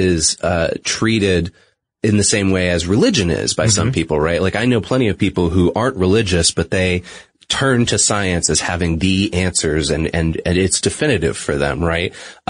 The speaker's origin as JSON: {"language": "English", "region": "New England", "country": "United States", "said": "I'm from New England originally. Most people probably don't notice that because I tried not to affect my accent on the air. Whenever the word wicked is thrown into something, it might seep out a little bit here or there."}